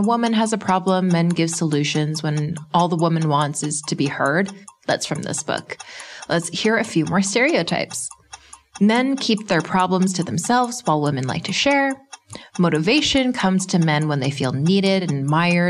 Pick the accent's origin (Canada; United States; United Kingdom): Canada; being Canadian